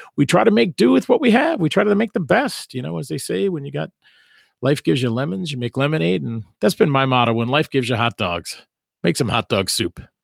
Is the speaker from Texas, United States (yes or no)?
no; Massachusetts, United States; also born or lived in Providence, Rhode Island; in Mater, Massachusetts, which is also my hometown.